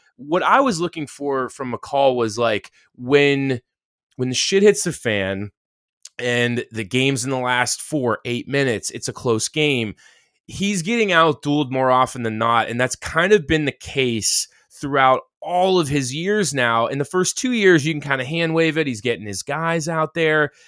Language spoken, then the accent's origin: English; Pittsburgh, Pennsylvania, United States; my hometown of Pittsburgh